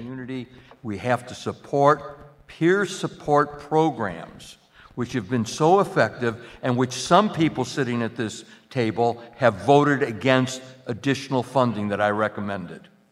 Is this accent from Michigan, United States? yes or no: no; Spartanburg, South Carolina, United States; now in Madison, United States; I'm from Spartanburg, South Carolina